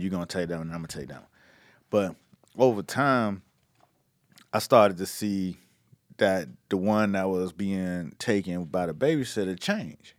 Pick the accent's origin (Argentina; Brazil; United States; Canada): United States; Miami, Florida; I'm from Miami